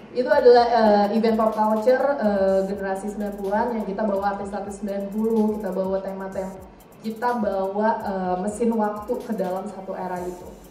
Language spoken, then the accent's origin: Indonesian; Indonesia; dari Indonesia